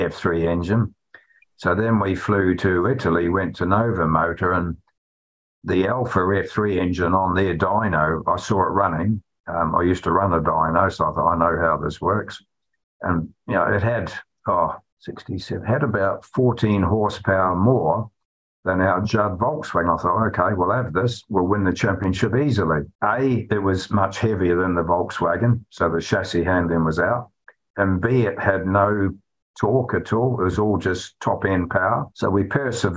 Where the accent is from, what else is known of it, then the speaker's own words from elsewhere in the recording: New Zealand; now in United Kingdom; Me being a Kiwi